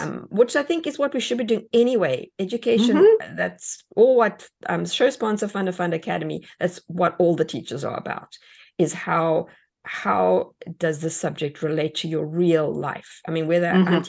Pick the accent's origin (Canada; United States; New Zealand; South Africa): South Africa; moved away; Being an immigrant myself, I mean, even the way we spell words in South Africa is different to the way you spell words here.